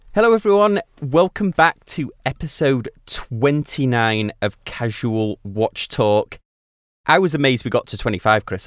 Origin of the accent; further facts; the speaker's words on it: United Kingdom; being British